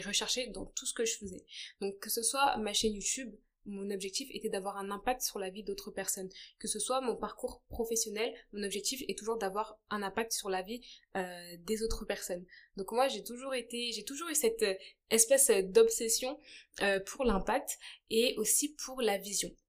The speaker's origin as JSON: {"language": "French", "country": "France", "tie": "born or raised there", "also_born_or_lived": "Brazzaville, Republic of the Congo"}